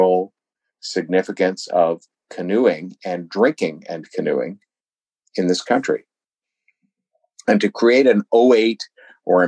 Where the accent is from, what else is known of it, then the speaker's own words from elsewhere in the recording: Canada; as a Canadian and a canoeist